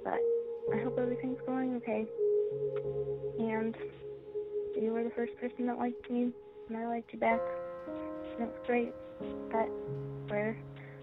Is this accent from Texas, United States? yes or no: no; Oregon, United States; growing up in Oregon